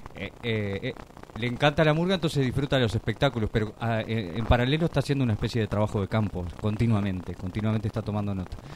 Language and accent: Spanish; Uruguay; moved away; como uruguayos al venir acá